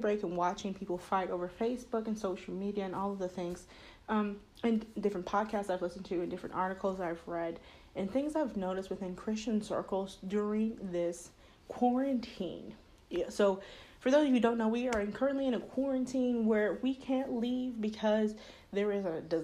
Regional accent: United States; I was born here in the States.

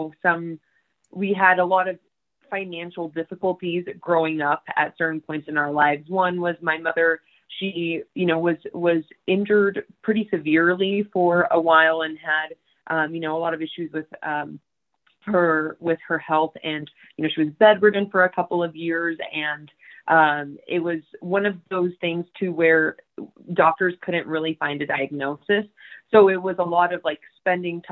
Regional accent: Texas, United States; I grew up in Texas

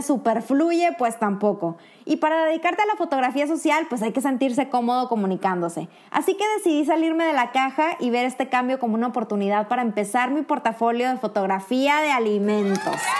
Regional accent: Monterrey, Nuevo León, Mexico; moved away as an adult; now in Kraków, Poland; Soy mexicana y por una oportunidad que se le presentó a mi pareja, actualmente resido en Cracovia, Polonia

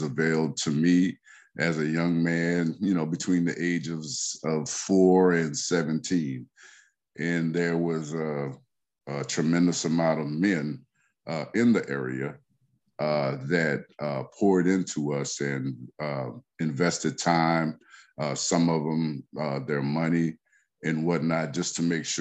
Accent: Lafayette, Louisiana, United States; I hail from the Macomb section of Lafayette, Louisiana

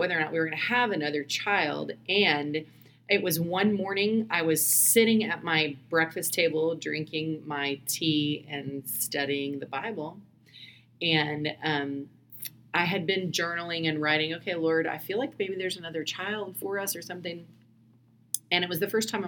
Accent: Indiana, United States; moved away as an adult; also born or lived in Seattle, Washington / Bellingham, Washington; I grew up in Indiana

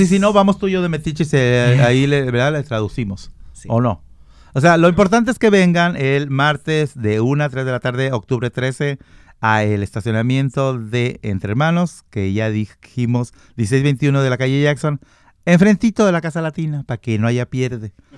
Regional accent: Mexico; yo soy mexicano. No tomo tequila, pero soy muy mexicano

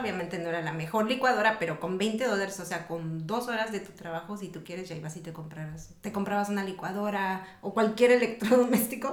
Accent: Mexico; now in United States; yo vengo de México

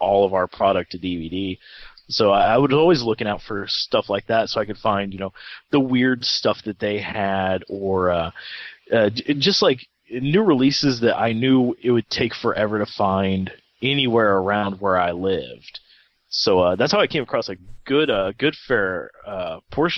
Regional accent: United States; born or raised there

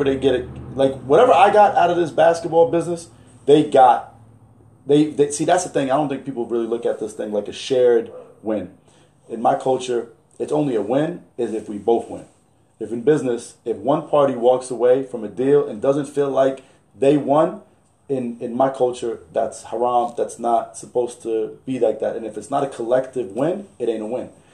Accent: New York City, New York, United States; moved away; also born or lived in Alexandria, Egypt; I'm from Brooklyn

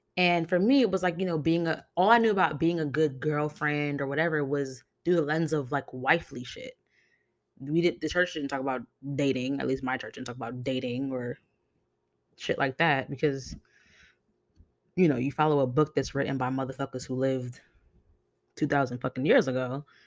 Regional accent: New York City, New York, United States; I grew up in New York City

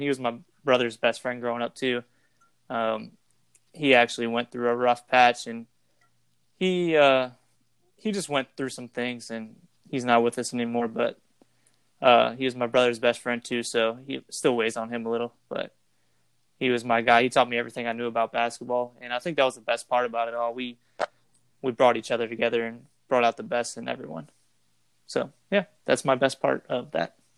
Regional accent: LaPlace, Louisiana, United States; We're from Laplace, Louisiana, Laplace, Laplace, Laplaque, however you want to say it

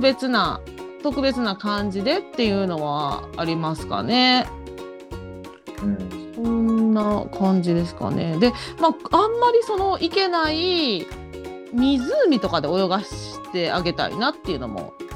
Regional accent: Japan; moved away; 私が海なし県出身なんで

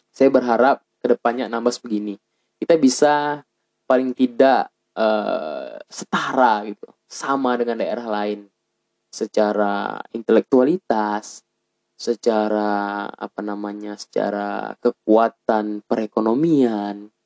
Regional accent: Riau Islands, Indonesia; sebagai mahasiswa Anambas atau sebagai anak Anambas yang berada di luar daerah.

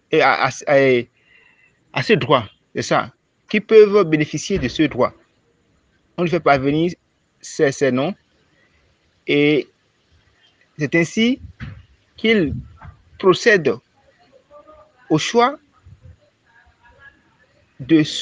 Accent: Benin; Je suis béninois.

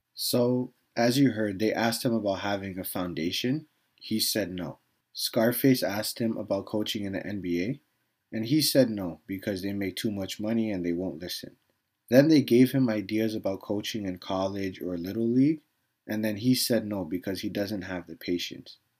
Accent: Canada; I was a kid growing up in Canada

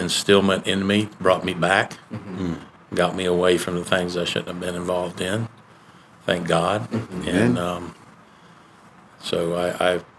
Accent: Gainesville, Florida, United States; I grew up here in Gainesville

